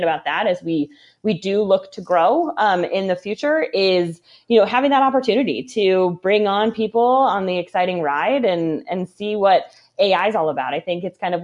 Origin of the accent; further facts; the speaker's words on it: Cleveland area, Ohio, United States; moved away as an adult; also born or lived in Chicago, Illinois; now in Indiana, United States; I grew up in the Cleveland area. So between Cleveland and Akron, in a suburb